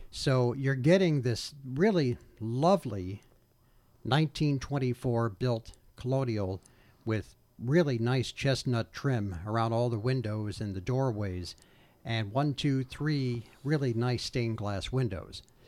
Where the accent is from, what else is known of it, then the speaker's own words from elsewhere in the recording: Old Bridge, New Jersey, United States; also born or lived in Newark, New Jersey; my hometown, not only in, in Oldbridge, where, where I grew up, but in the housing development that I was raised